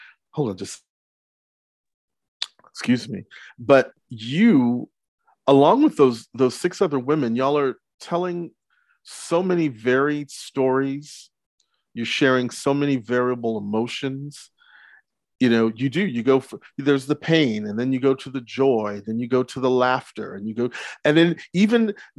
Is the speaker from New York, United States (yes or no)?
yes; Brooklyn, New York, United States; born there; also born or lived in Texas; I'm first generation American. I was born in Brooklyn, but moved to Texas.